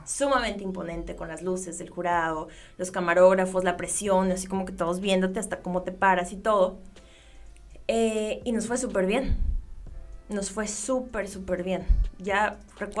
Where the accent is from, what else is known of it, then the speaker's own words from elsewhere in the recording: Ciudad Obregón, Sonora, Mexico; Yo soy de Ciudad Obregón, Sonora